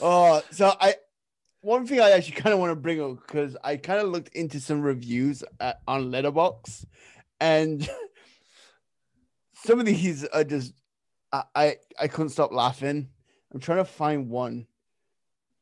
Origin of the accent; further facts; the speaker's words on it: England, United Kingdom; I'm English